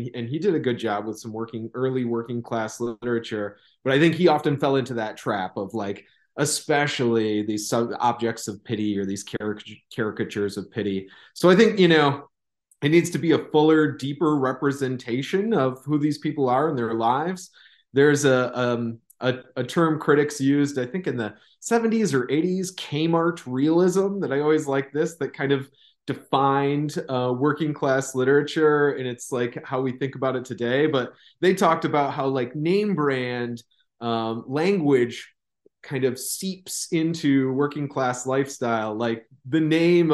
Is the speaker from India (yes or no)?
no; Midwest, United States; accent: Midwestern; now in Southern United States; as a Midwesterner, felt like my voice had kind of had this flat affect, and this, like, there's Midwestern dialect seems like kind of nothing. I recognize it now that I'm down south